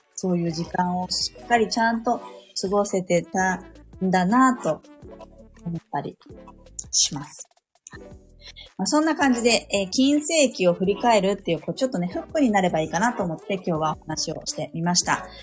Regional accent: Saitama, Japan; moved away as an adult; now in Sapporo, Japan; 私、地元は埼玉なんですけど、嫁に来て、こっちに住んでるんですよね

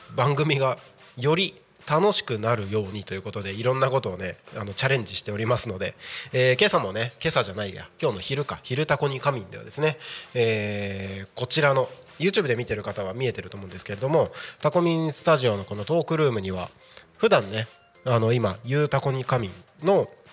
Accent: Takko, Aomori, Japan; moved away; 僕がね青森県の田子町の出身ということで

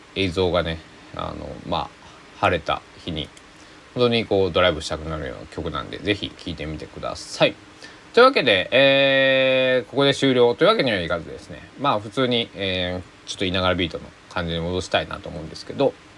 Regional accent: Susaki, Kochi, Japan; 僕の、え生まれ育った須崎市

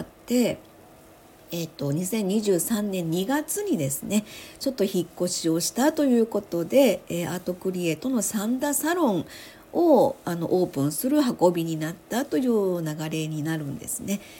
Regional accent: Osaka, Japan; moved away as an adult; now in Sanda, Japan; 私は大阪生まれ大阪育ち

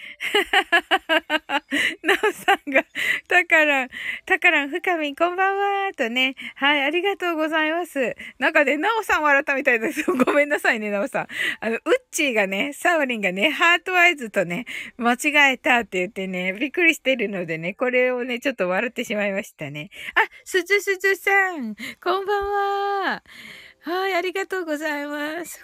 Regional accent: Kyushu, Japan; 私ね、九州人

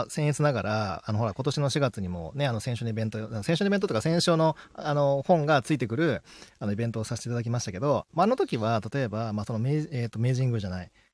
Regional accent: Kagawa, Japan; moved away; うちの実家の香川

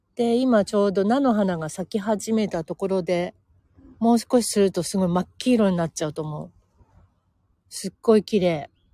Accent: Senzoku-ike or Nagahara, Tokyo, Japan; 東急池上線の、えー、千属池もしくは長原というところで生まれ育っているんですけど、そこもね、ほんとのどかで、あの、都内とは思えないほどのんびりしたいいとこ

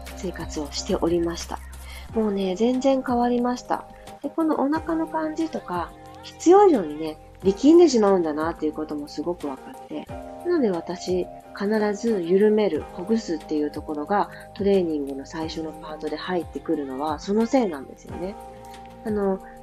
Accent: Fukuoka, Japan; 地元の福 岡の明太ワイドっていうテレビにもそういえば出たことがあって

